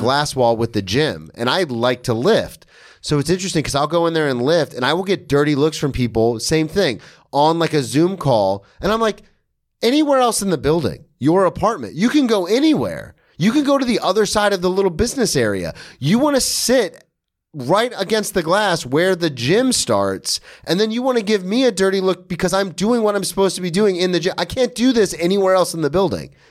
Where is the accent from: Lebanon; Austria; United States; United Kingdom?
United States; the South; I'm from the South.